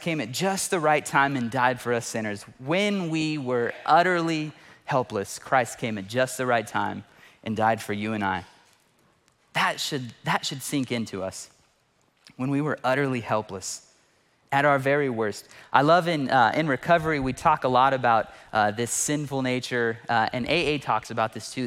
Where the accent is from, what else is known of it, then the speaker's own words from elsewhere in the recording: Fresno, California, United States; I lived in Fresno, born and raised in Fresno